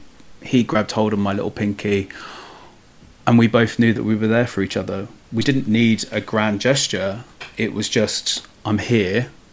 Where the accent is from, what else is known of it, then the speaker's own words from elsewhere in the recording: Hackney, London, United Kingdom; I grew up on a council estate in Hackney, which you can't tell from my accent, luckily.